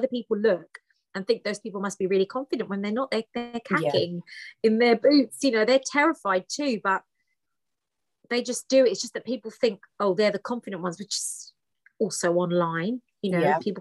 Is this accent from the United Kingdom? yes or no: yes; United Kingdom; English is a second language; So my parents came to the UK, then I was born, but I didn't speak any English when I went to school